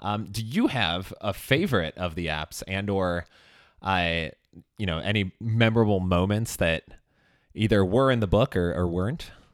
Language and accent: English; Chicago, Illinois, United States; moved away; also born or lived in Los Angeles; I'm from Chicago originally, and I actually did live in L A for a couple of years